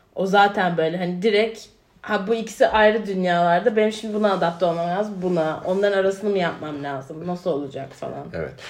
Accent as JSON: {"language": "Turkish", "region": "Ankara", "country": "Turkey", "tie": "born or raised there", "also_born_or_lived": "Georgia, United States", "moved": "as an adult", "said": "ben de şimdi Bilkent'te büyüdüm."}